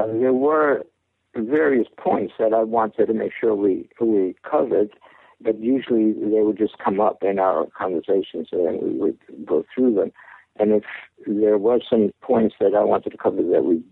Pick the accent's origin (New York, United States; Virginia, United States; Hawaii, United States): New York, United States; New York City; I was born in Brooklyn, New York, in a Jewish family